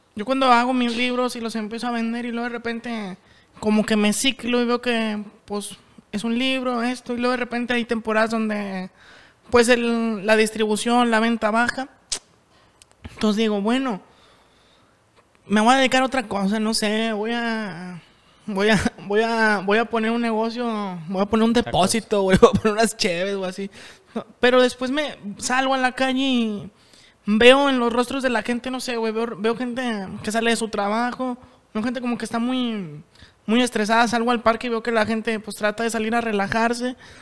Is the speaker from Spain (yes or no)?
no; Monterrey, Nuevo León, Mexico; nosotros como sociedad regia